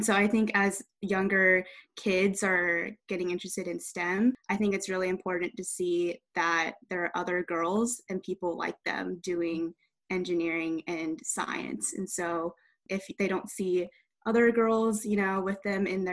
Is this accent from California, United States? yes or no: yes; Bay Area, California, United States; I grew up near the Bay Area